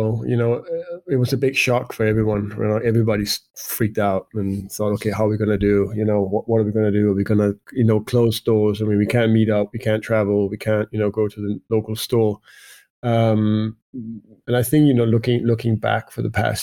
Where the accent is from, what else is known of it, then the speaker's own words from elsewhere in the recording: Denmark; also born or lived in United Kingdom; I moved back to Denmark. I am from Denmark